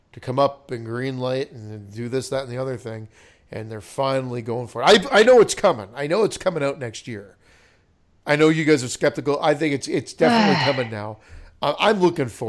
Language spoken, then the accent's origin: English; Oakville, Ontario, Canada; Oakville, my hometown.